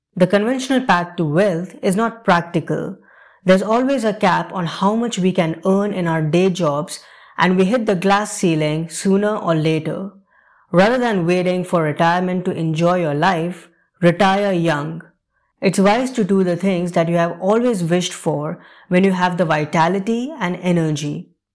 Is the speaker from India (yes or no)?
yes; India; moved away; India, my home country